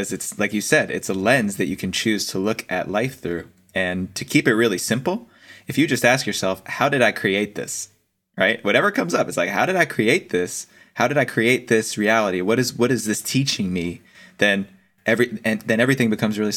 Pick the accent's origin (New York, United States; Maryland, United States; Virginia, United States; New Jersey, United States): New Jersey, United States; East Coast; I grew up on the East Coast and my mom is from an Italian family. So New Jersey Italians are a whole different breed.